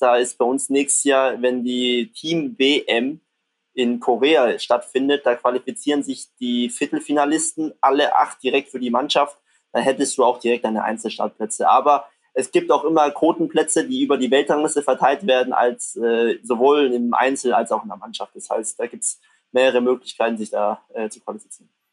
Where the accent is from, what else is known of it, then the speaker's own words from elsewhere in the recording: near Stuttgart, Baden-Württemberg, Germany; moved away as an adult; now in Düsseldorf, Germany; ich komme ja ursprünglich aus der Nähe von Stuttgart